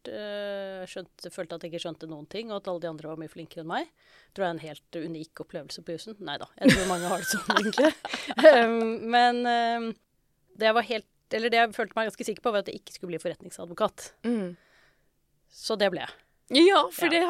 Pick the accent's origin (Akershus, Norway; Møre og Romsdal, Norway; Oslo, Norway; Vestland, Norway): Oslo, Norway; Jeg vokste jo opp på Oslo vest, og da var det ganske mange som skulle begynne på jussen.